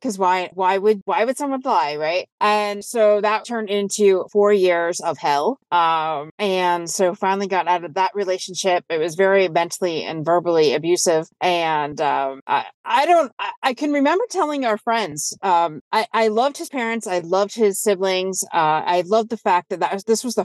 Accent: Windsor, Ontario, Canada; I'm from Windsor, Ontario

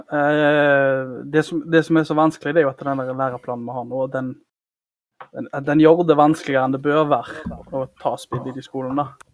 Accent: Karmøy, Rogaland, Norway; Jeg kommer fra Karmøy

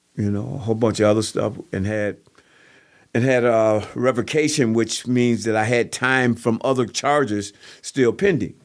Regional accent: Kenosha, Wisconsin, United States; also born or lived in Waukegan, Illinois; I grew up in the Lincoln neighborhood, uh, area, in the Columbus Park area, moving from Columbus Park to, to Lincoln

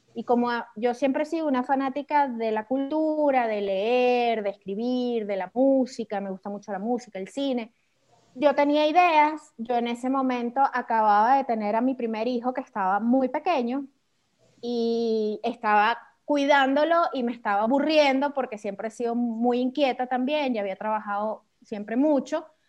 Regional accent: Venezuela; accent: caraqueño; yo soy venezolana

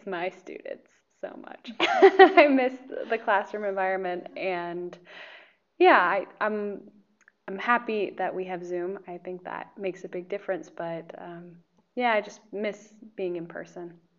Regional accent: Medford, Oregon, United States; moved away as an adult; now in Slovakia; I'm from uh, Oregon. Medford, Oregon is my hometown

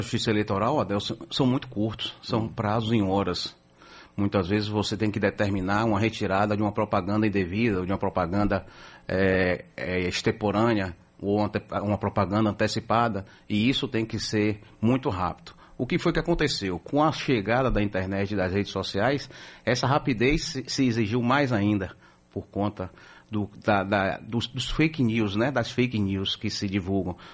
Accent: Bahia, Brazil; nós que somos baianos

